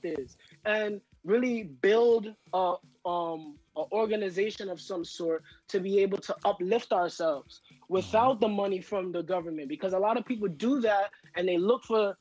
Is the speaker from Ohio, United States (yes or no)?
no; New York City, New York, United States; I grew up in Harlem, and growing up in Harlem